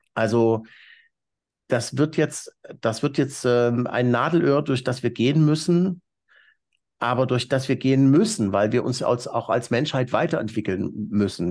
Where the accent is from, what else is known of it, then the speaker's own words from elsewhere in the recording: East Germany, Germany; als Ossi, der die deutsche Wiedervereinigung bewusst miterlebt hat